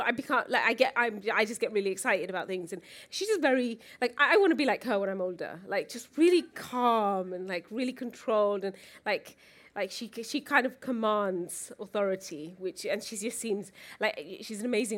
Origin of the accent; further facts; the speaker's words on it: Luton, East of England, United Kingdom; I grew up in Luton.